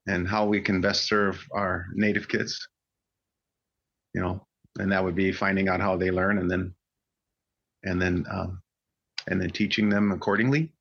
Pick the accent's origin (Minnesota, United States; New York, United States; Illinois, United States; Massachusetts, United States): Illinois, United States; Chicago; moved away; I grew up in the Midwest. My grandfather relocated to Chicago in the 1930s. And so I grew up there